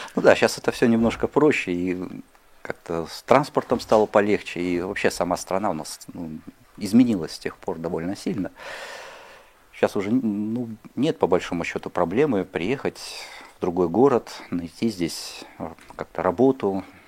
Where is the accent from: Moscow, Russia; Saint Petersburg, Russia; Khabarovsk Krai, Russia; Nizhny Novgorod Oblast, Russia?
Khabarovsk Krai, Russia; Khabarovsk; moved away; я родился и вырос на Дальнем Востоке, в городе Хабаровске